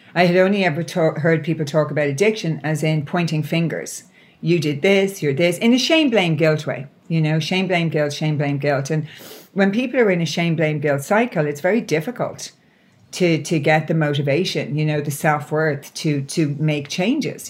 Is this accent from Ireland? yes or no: yes; Ireland; I'm Irish.